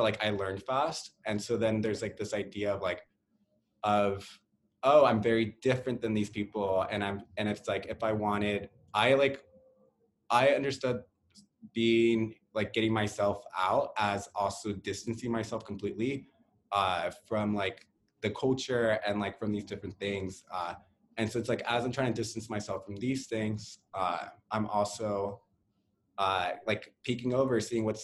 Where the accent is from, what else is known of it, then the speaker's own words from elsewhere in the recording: Hawthorne, California, United States; moved away as an adult; now in Seattle, United States; I grew up in Hawthorne.